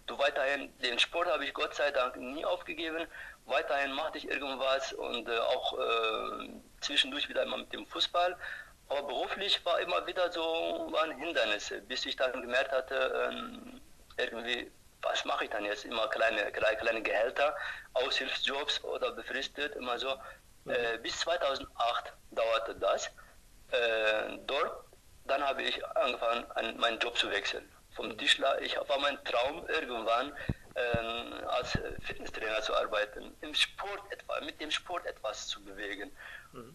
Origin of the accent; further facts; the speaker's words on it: Turkey; German is a second language; moved away as an adult; now in Germany; Ich komme ursprünglich aus der Türkei